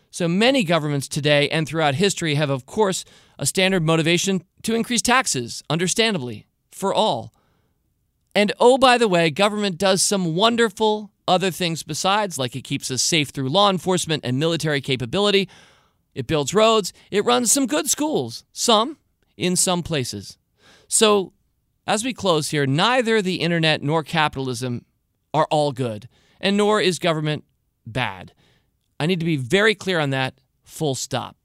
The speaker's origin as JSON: {"language": "English", "country": "United States", "said": "I'm an American, so I have an American point of view"}